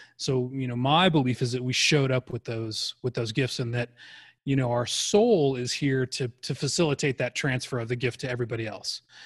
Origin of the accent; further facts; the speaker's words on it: Arizona, United States; I grew up in Arizona.